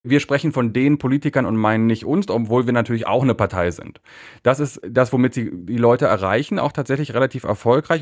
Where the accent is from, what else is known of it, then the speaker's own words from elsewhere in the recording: Berlin, Germany; moved away as an adult; now in Warsaw, Poland; Ich bin in Berlin aufgewachsen